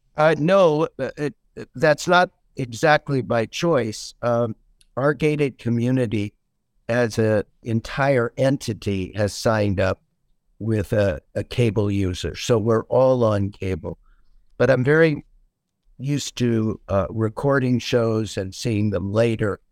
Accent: Seattle, Washington, United States; moved away as an adult; now in Naples, United States; I was born and raised in Seattle, Washington

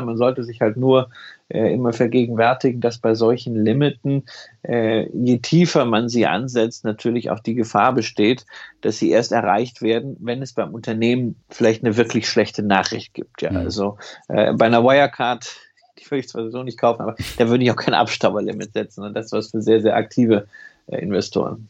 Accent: Berlin, Germany; in meiner Heimatstadt in Berlin

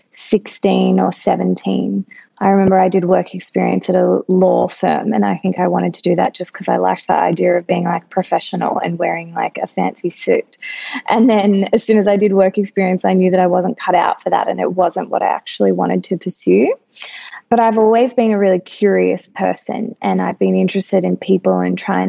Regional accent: Melbourne, Victoria, Australia; Yeah, so I grew up in Melbourne in Bayside

